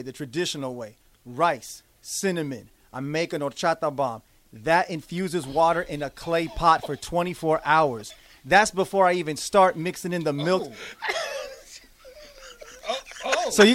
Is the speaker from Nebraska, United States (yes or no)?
yes; Lincoln, Nebraska, United States; Right here in Lincoln, man, Nebraska proud, Lincoln strong. This is my hometown.